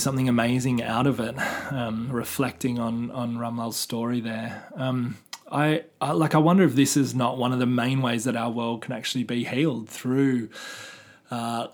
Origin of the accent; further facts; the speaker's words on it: Wollongong, New South Wales, Australia; now in Melbourne, Australia; we're actually sitting underneath Mount Kira, which is my hometown